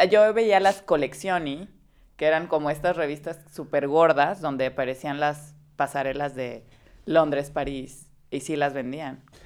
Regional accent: Veracruz, Mexico; crecí en Veracruz

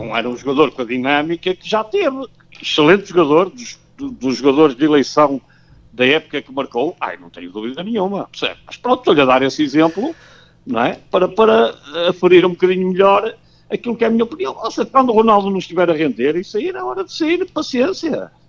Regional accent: Porto, Norte, Portugal; como tripeiro gosto muito de tripas à moda do Porto

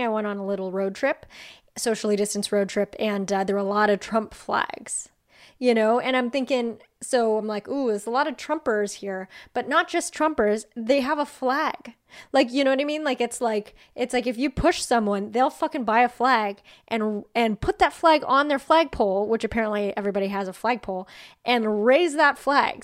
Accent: outside of Los Angeles, California, United States; I'm from outside of Los Angeles

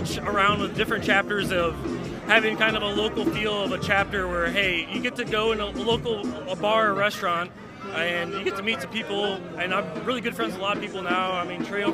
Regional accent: Chicago, Illinois, United States; now in Charlotte, United States; I'm actually originally from Chicago area, and when I moved from Chicago down here to Charlotte

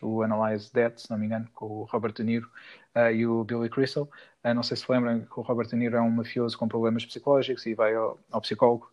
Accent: Peniche, Centro, Portugal; em Peniche, na minha cidade natal

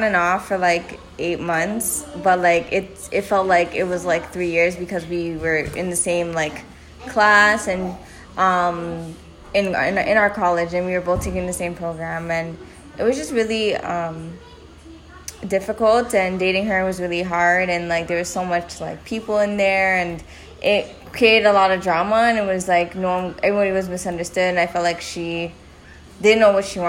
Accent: Toronto, Ontario, Canada; I'm also from Canada. I'm Ontario, Toronto

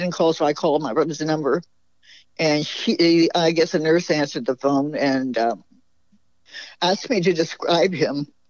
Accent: San Francisco, California, United States; my brother was born and raised in San Francisco, as I was

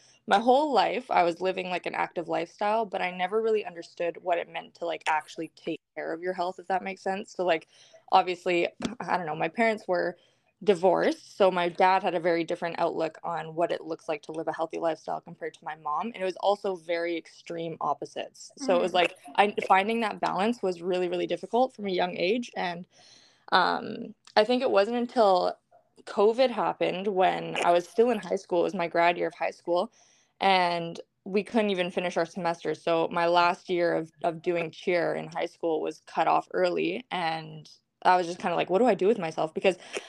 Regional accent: Vancouver, British Columbia, Canada; I'm from Vancouver, BC, Canada. It's cold and rainy right now, but I love it here

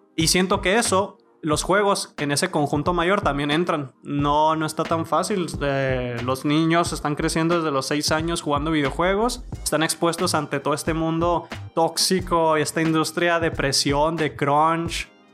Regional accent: Mexico; nosotros mexas

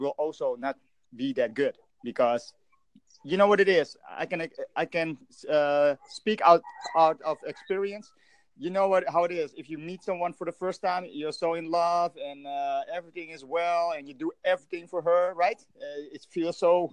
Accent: Indonesia; now in Netherlands; I'm from Europe, the Netherlands, but originally from Indonesia, Asia.

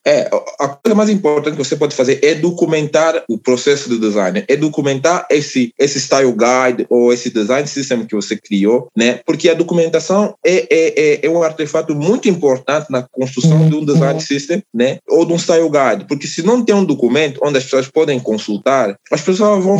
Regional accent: Angola; moved away as an adult; also born or lived in Luanda; now in Brazil; eu sou de Angola, né? Eu sou naturalmente de Angola. Eu, eu fui nascido em Angola, né? É, provavelmente de Luanda, né? Capital

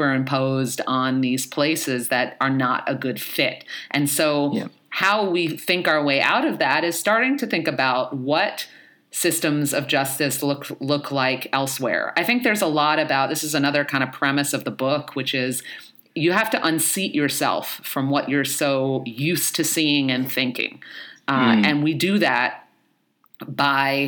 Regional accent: New York City, New York, United States; I grew up in the Bronx, I was born in the 70s and grew up in the 80s and 90s in the Bronx

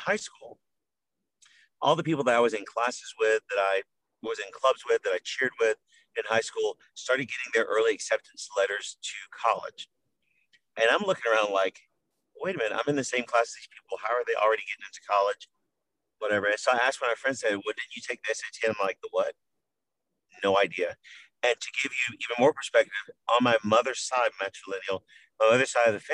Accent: Wilmington, North Carolina, United States; moved away as an adult; now in Texas, United States; I'm from Wilmington, North Carolina, a coastal town in southern North Carolina

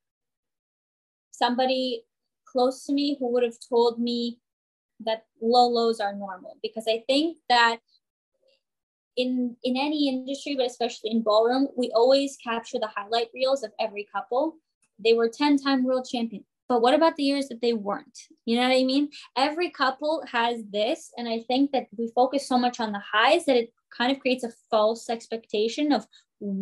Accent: San Jose, California, United States; moved away as an adult; now in New Jersey, United States; growing up in Bay Area, California

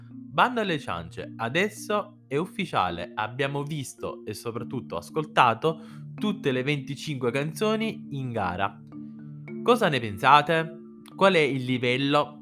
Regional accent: Sicily, Italy; sono siciliano

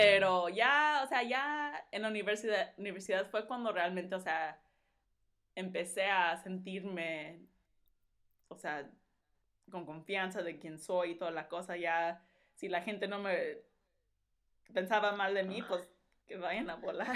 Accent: Los Angeles, California, United States; first language Spanish; also born or lived in Puruándiro, Michoacán, Mexico; nos venimos acá, a los Estados Unidos, pero a California, allá a Los Ángeles

